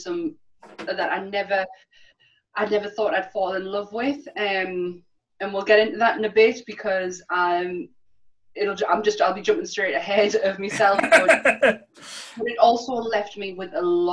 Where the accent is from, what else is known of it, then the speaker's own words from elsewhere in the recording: the north of England, United Kingdom; accent: northern; my northern accent